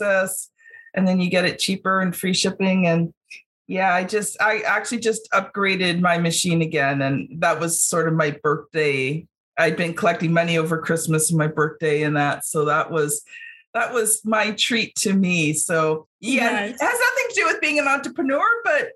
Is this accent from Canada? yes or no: yes; Canada; also born or lived in Ontario; I'm Canadian